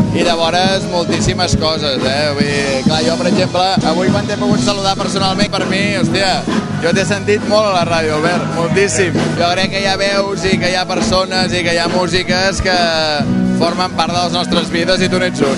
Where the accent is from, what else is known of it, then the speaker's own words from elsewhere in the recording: Taradell, Catalonia, Spain; a Taradell, al meu poble